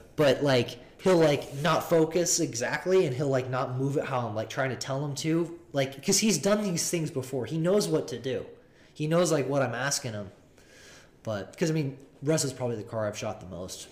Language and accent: English; Seattle, Washington, United States; now in Phoenix, United States; I'm from Seattle